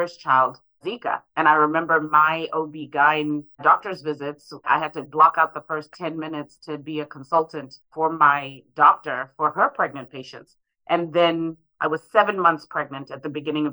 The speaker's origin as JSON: {"language": "English", "region": "Harare", "country": "Zimbabwe", "tie": "born or raised there", "moved": "yes", "lives_now": "St. Louis, United States", "said": "I was one of those children growing up in Harare"}